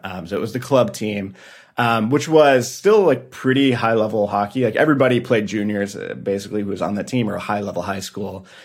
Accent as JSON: {"language": "English", "town": "Detroit", "region": "Michigan", "country": "United States", "tie": "born or raised there", "said": "playing triple A growing up in Detroit"}